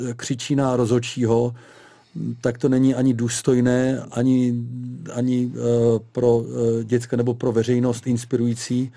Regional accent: Czechia

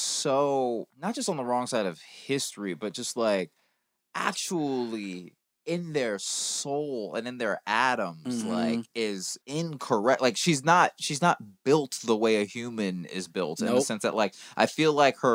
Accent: Georgia, United States; moved away as an adult; now in Los Angeles, United States; I moved to LA in 2005. And that was like, I was from Georgia

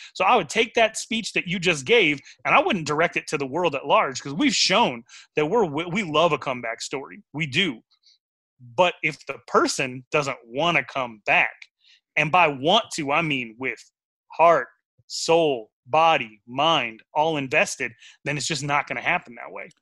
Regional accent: Wyoming, United States; I'm from Wyoming, Wyoming, where rodeo matters.

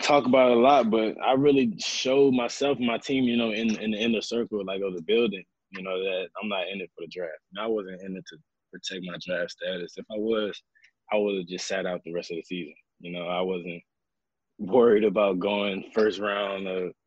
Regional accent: Louisiana, United States; I'm from Louisiana

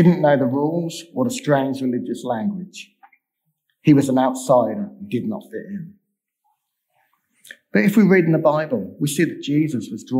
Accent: England, United Kingdom; I was born in England.

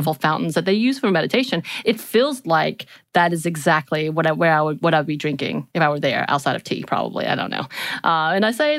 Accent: South Korea; Growing up in Korea.

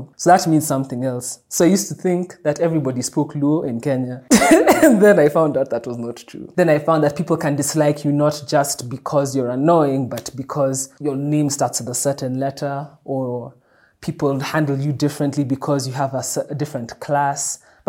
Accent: Dublin, Leinster, Ireland; I remember even when I was growing up in Dublin, they used to have this school magazine.

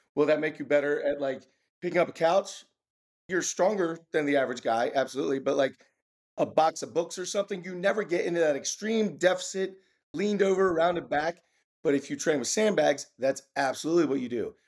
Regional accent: Maryland, United States; I'm from Maryland, born and bred from Maryland

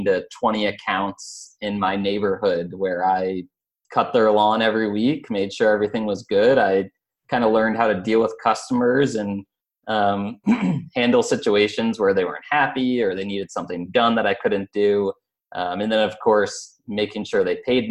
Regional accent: Albany, New York, United States; I grew up in Albany, New York, which is upstate New York

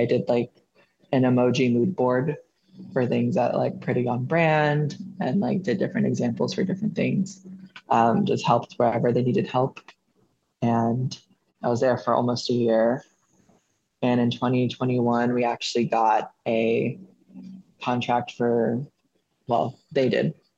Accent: Austin, Texas, United States; moved away as an adult; now in Nashville, United States; I'm from Austin, Texas

